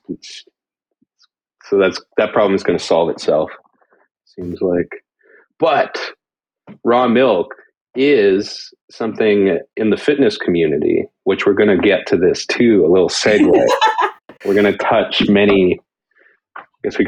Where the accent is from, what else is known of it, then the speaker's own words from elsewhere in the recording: Canada; As a Canadian